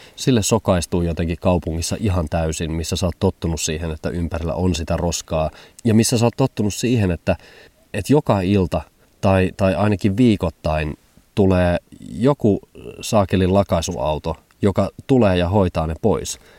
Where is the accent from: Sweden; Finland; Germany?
Germany; Hamburg; moved away; mä vietin lapsuuteni suurkaupungissa Hampurissa